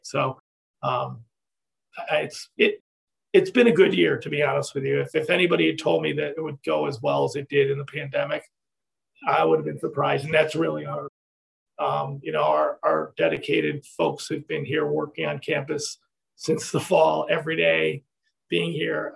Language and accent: English; Ithaca, New York, United States; moved away; I grew up in Ithaca, New York